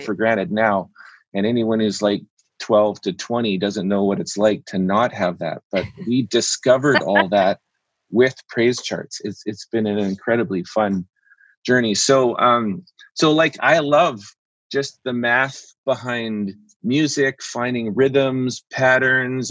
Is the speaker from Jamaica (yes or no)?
no; Canada; also born or lived in Vancouver; I'm a Canadian.